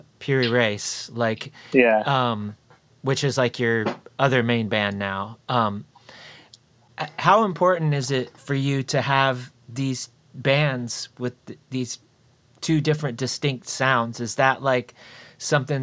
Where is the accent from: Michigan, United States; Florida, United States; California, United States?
Florida, United States; now in Indiana, United States; I grew up in Florida